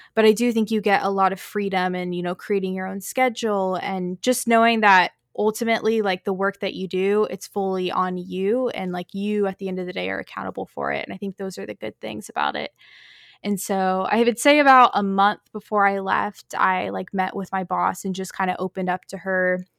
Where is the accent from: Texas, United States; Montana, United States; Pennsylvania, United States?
Texas, United States; North; moved away as an adult; also born or lived in Chicago, Illinois / New York City; I was born in Chicago, but have pretty much lived here in Texas my whole life